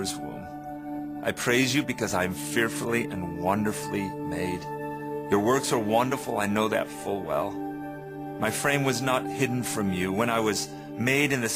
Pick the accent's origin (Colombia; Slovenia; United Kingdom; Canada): United Kingdom; England; now in United States; I grew up in England